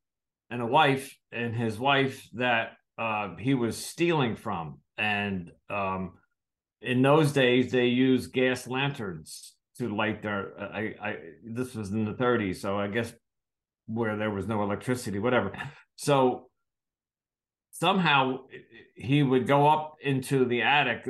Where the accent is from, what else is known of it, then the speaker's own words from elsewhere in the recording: United States; I'm from the United States